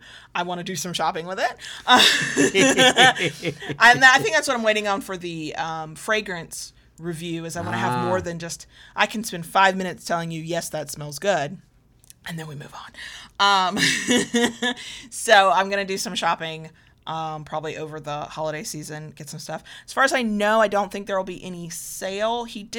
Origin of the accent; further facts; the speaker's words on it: the South, United States; accent: slight Southern; my slight Southern accent